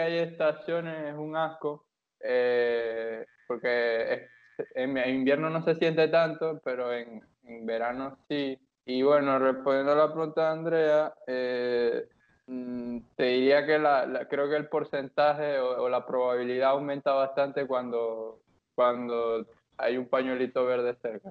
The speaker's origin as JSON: {"language": "Spanish", "town": "Maracaibo", "region": "Zulia", "country": "Venezuela", "said": "nosotros que somos de Maracaibo"}